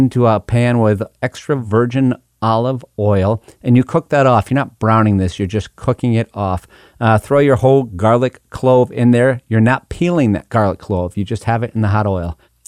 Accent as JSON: {"language": "English", "region": "Western Massachusetts", "country": "United States", "said": "I come from Western Massachusetts"}